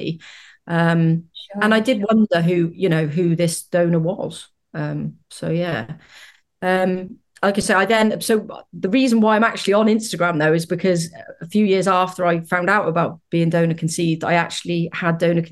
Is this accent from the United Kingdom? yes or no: yes; United Kingdom; As you might be able to tell from my accent, I'm from the UK.